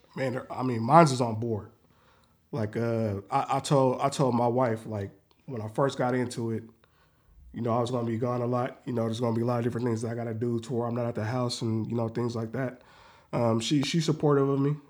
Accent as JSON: {"language": "English", "town": "Renton", "region": "Washington", "country": "United States", "tie": "born or raised there", "also_born_or_lived": "Seattle", "said": "I was born and raised in, in Renton"}